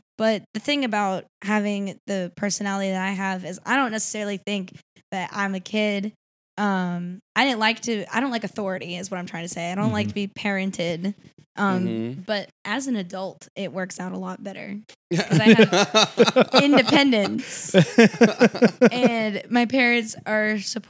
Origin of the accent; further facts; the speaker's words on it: Los Angeles, California, United States; born there; But I was born over in Los Angeles.